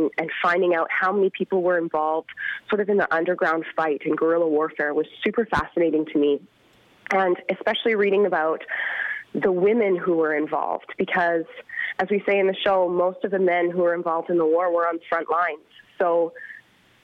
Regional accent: Calgary, Alberta, Canada; I am from Calgary, so I'm actually the only Calgarian in the show.

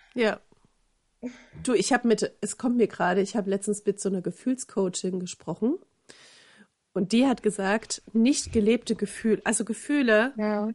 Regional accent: eastern Germany, Germany; ich komme ja nun aus dem Osten

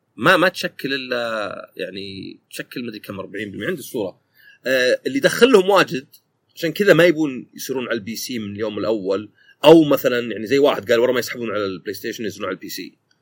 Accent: Saudi Arabia; عندنا في السعوديه

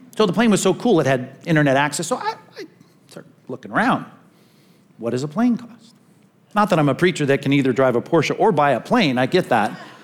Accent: California, United States; since I'm from California

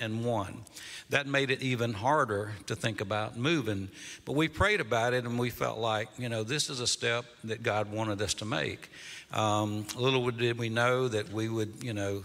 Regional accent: Fitzgerald, Georgia, United States; moved away as an adult; now in Kennesaw, United States; we grew up in South Georgia

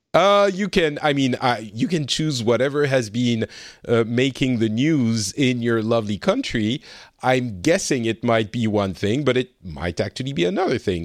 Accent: France; now in Finland; I'm originally from France. I'm currently in Finland

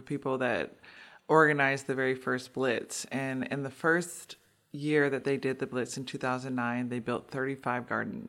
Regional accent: Milwaukee, Wisconsin, United States; I'm born and raised in Milwaukee. I grew up in the 53206 neighborhood

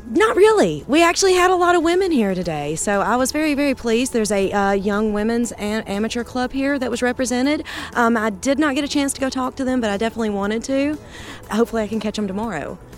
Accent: Muscle Shoals, Alabama, United States; I'm actually from Muscle Shoals, Alabama

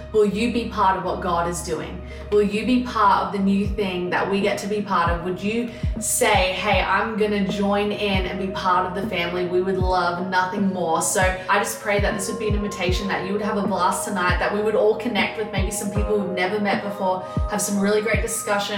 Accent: Australia; moved away as an adult; now in Anderson, United States; We moved from Australia three years ago um, and called Anderson home

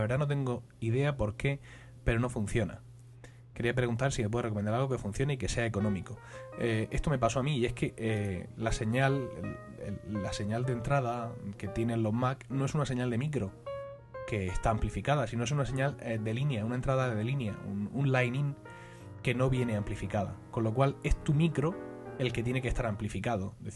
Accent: Spain; como soy español de pura cepa, voy a empezar criticando, que para eso es nuestro deporte nacional por excelencia.

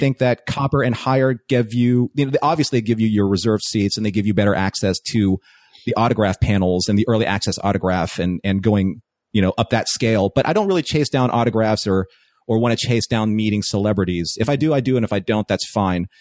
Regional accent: East Coast, United States; moved away as an adult; now in California, United States; I grew up on the East Coast.

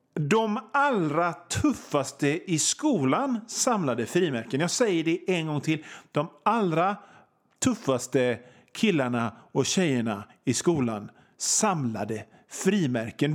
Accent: Hönö, Västra Götaland, Sweden; also born or lived in Gothenburg; ute på Hönö där jag kommer ifrån

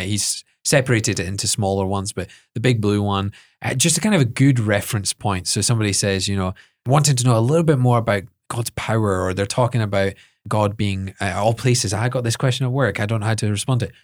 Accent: Edinburgh, Scotland, United Kingdom; I was brought up in Edinburgh

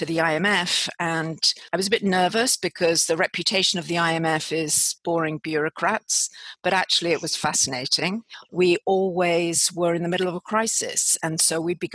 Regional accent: United Kingdom; accent: British; also born or lived in Washington, D.C., United States; I obviously have a British accent

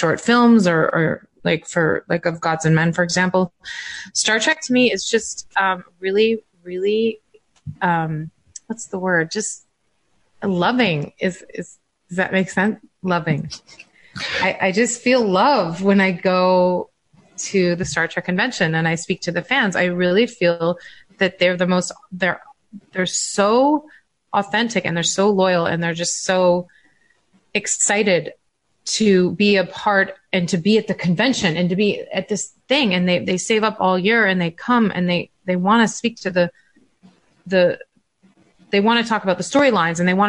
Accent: Calgary, Alberta, Canada; moved away; I'm from Calgary. Like I used to live in Calgary.

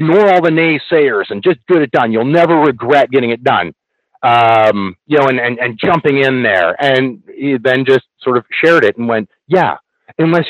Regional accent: Canada; I actually had to take French in class, because being Canadian, that's just one of the things we have to do.

